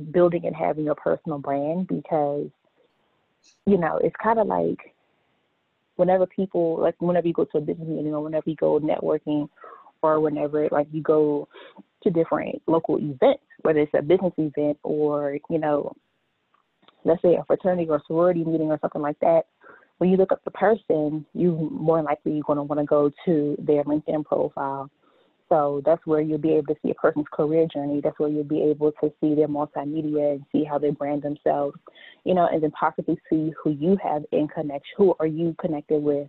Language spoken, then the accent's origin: English; Largo, Maryland, United States; I am from Largo, Maryland, or for those who are not familiar with Largo, I'm from the D.C. metropolitan area